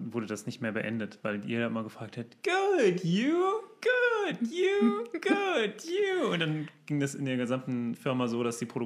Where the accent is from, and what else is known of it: Germany; moved away